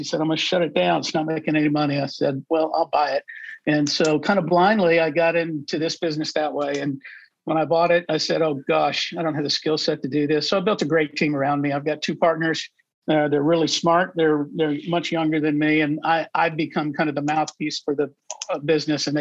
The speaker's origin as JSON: {"language": "English", "region": "Midwest", "country": "United States", "tie": "born or raised there", "also_born_or_lived": "Texas", "moved": "yes", "said": "I grew up in the Midwest"}